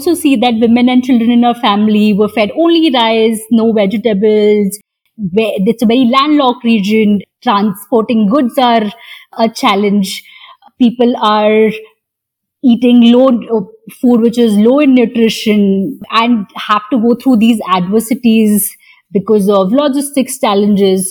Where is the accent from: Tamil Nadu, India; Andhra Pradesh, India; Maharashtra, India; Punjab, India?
Maharashtra, India; Mumbai; I grew up in Bhabha Atomic Research Center